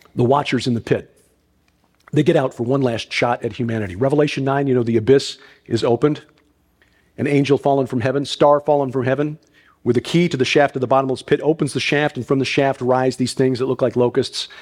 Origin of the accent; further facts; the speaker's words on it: Chicago, Illinois, United States; I'm from Chicago.